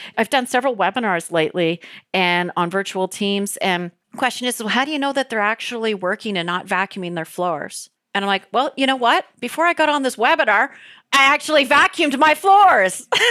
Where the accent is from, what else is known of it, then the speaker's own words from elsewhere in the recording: Canada; As a Canadian